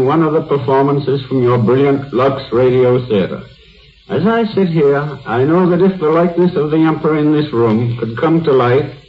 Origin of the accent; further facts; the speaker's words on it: United States; I have lived all my life in America